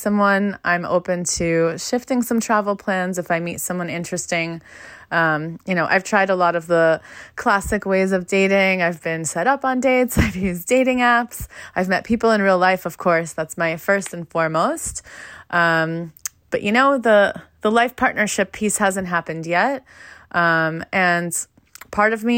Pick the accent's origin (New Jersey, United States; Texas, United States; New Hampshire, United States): New Jersey, United States; Fair Lawn; moved away as an adult; also born or lived in Philadelphia, Pennsylvania; I'm originally from Fairlawn, New Jersey